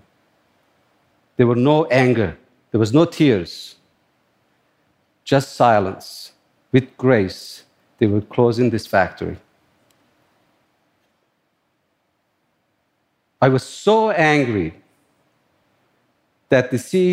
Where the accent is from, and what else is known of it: Turkey; born or raised there; moved away as an adult; also born or lived in upstate New York; now in New York, United States